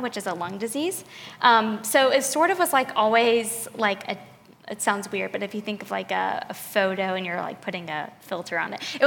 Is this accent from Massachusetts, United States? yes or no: no; Charlotte, North Carolina, United States; moved away as an adult; also born or lived in Clemson, South Carolina; now in Columbia, United States; I was born in Charlotte, North Carolina. I lived there basically until I went to college.